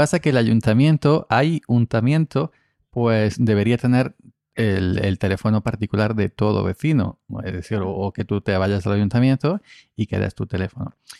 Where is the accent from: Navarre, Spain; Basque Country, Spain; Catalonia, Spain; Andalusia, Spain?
Andalusia, Spain; aquí en Andalucía